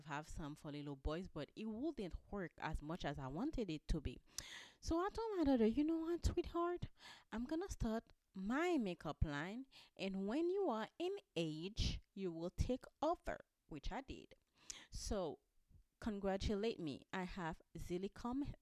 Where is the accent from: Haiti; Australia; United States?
Haiti; I'm from Haiti.